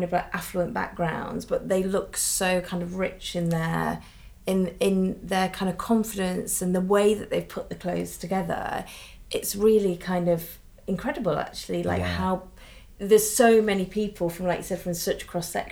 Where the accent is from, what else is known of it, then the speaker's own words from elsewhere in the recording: Manchester, North West England, United Kingdom; me in Manchester